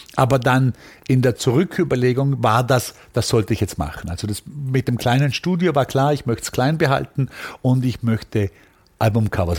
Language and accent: German; Austria; moved away as an adult; also born or lived in Vienna; now in United States; ich kam natürlich als Österreicher aus einem Milieu, also einem Studentenmilieu